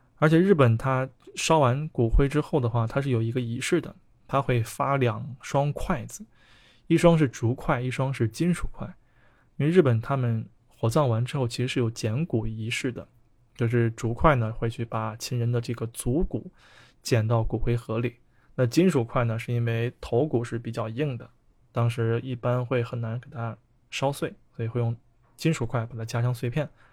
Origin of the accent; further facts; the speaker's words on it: China; 我们中国有很多喜葬的方式